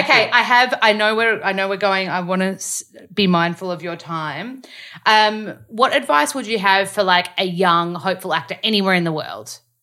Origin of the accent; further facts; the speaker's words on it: Australia; accent: Australian; read sides in my accent so that they can learn the Australian accent